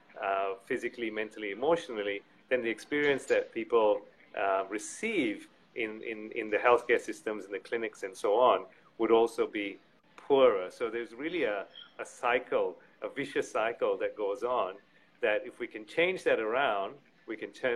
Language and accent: English; Malaysia; born there; also born or lived in United Kingdom / Australia; I was born in Malaysia, lived in UK and Australia.